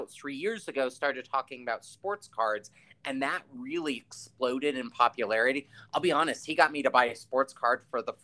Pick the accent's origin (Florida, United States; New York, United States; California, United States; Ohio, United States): California, United States; Palo Alto; moved away; we're both from the Bay Area. And so for me, Miami right now is the closest that I ever felt to what being a kid in Palo Alto was.